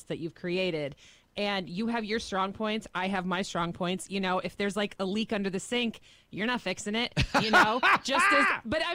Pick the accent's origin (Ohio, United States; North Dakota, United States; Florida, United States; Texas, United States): Ohio, United States; Lima; moved away; I heard you were by my hometown the other day.